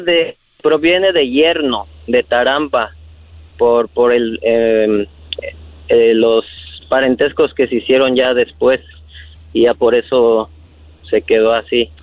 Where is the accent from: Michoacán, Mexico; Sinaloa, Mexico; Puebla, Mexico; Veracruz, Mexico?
Michoacán, Mexico; Tzintzuntzan; moved away; soy de Michoacán, de un pueblo que se llama Sinsunzan